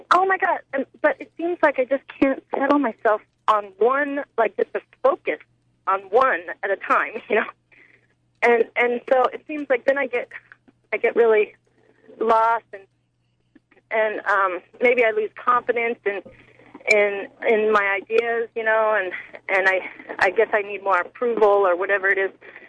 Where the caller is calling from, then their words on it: Indianola, Washington, United States; Indianola is, it's south of Kingston.